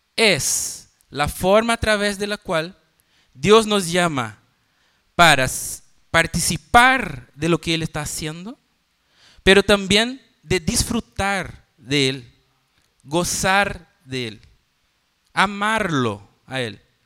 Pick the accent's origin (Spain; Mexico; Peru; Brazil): Brazil; Northeast Region; Spanish is a second language; moved away; me voy para Brasil, para el noreste, volver a mi tierra